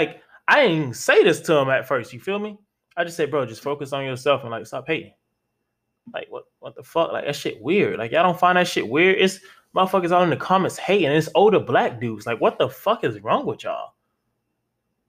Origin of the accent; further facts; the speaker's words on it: Florida, United States; I'm from Florida